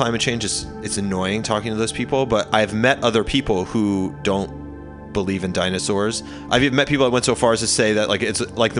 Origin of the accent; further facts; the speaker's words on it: New York, United States; I'm from New York.